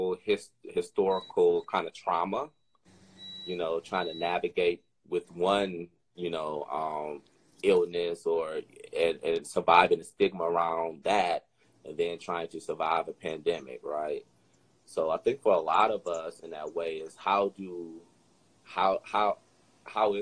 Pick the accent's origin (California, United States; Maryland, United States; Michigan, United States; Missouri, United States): Michigan, United States; Detroit; now in Austin, United States; I'm from Detroit. Born and raised in Detroit.